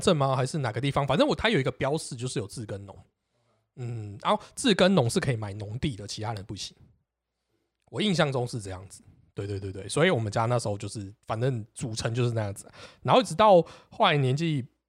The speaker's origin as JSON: {"language": "Chinese", "region": "Taipei", "country": "Taiwan", "tie": "born or raised there", "also_born_or_lived": "Xindian", "said": "我明明就是土生土长，台北人"}